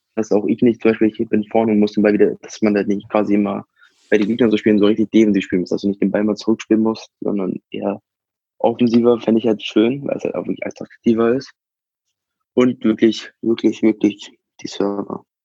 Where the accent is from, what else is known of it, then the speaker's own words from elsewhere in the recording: Hanover, Lower Saxony, Germany; ich komme halt aus Hannover